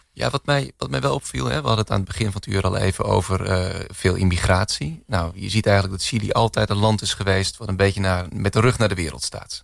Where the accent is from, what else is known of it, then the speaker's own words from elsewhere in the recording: Netherlands; moved away as an adult; now in Chile; als Nederlander